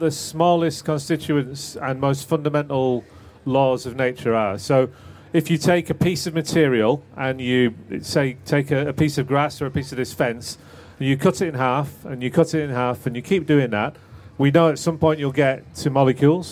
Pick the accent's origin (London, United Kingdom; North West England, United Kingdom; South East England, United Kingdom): North West England, United Kingdom; Manchester; when I grew up in Manchester